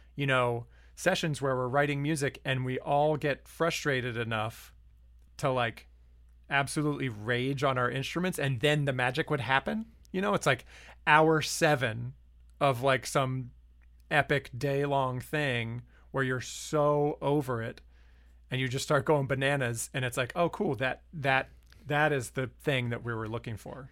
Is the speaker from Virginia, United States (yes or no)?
yes; Lynchburg, Virginia, United States; also born or lived in Harrisonburg, Virginia; growing up in Lynchburg and then I went to college in Harrisonburg